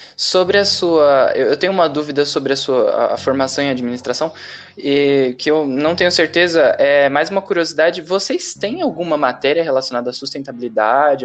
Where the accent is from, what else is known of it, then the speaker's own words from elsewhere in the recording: Brazil; a gente conhece muito o Brasil, porque nós somos brasileiros